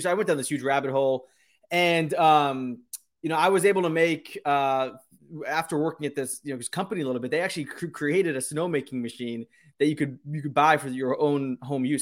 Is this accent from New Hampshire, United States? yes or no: yes; New Hampshire, United States; I grew up in New Hampshire